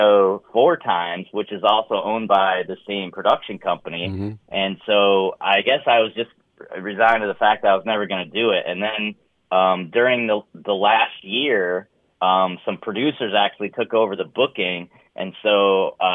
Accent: upstate New York, United States; I was from upstate New York

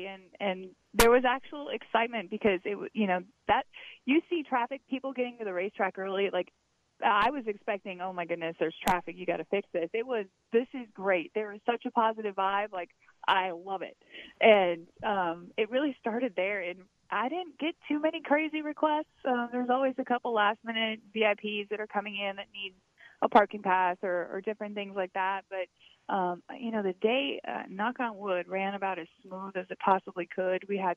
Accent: Wisconsin, United States; I grew up in Wisconsin

